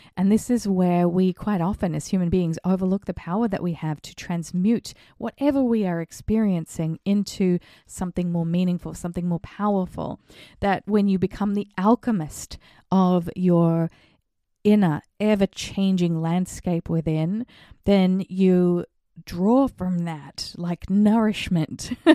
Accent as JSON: {"language": "English", "country": "Australia", "tie": "born or raised there", "moved": "yes", "lives_now": "The Hamptons, United States", "said": "growing up in Australia"}